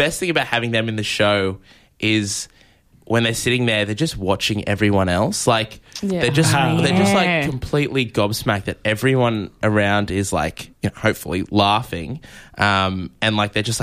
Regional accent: Newcastle, New South Wales, Australia; I grew up in Newcastle

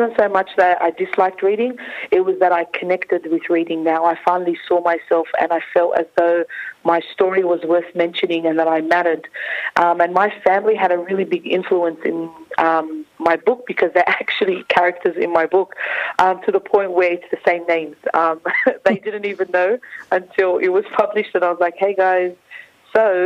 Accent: Sydney, New South Wales, Australia; the same community that I was born in, grew up in, went to school in, and also went to university in.

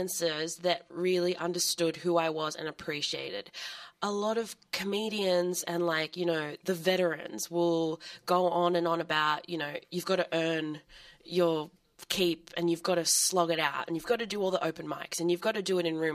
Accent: Sydney, New South Wales, Australia; I'm from Sydney

